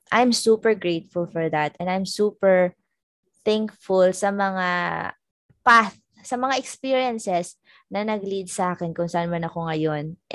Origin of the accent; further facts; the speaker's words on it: Philippines; moved away as an adult; now in Norway; I'm Filipino yeah. I miss Philippines